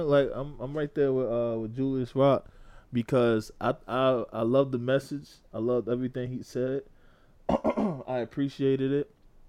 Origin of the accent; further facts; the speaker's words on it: North Carolina, United States; I grew up in North Carolina